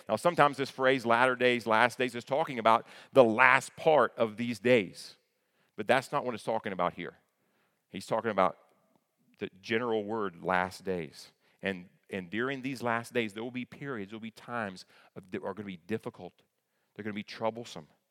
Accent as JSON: {"language": "English", "region": "northeastern Kentucky", "country": "United States", "tie": "born or raised there", "moved": "yes", "said": "I grew up in northeastern Kentucky, right, in the tri-state area of Ohio, Kentucky, and West Virginia."}